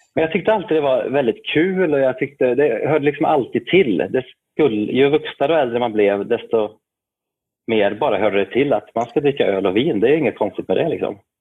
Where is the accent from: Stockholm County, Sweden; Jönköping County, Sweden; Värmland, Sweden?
Värmland, Sweden; Arvika; gammal biograf i Arvika där jag kommer ifrån, en liten stad i västra Värmland